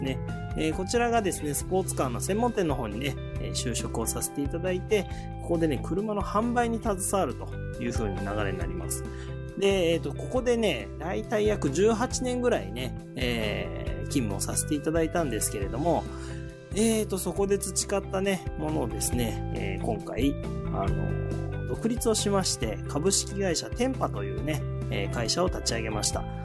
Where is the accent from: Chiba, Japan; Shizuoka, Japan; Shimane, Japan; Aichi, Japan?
Shizuoka, Japan; えー私ね、えー静岡市清水区に生まれまして、えーそこでね、大学までね、ずっと、えー過ごしておりました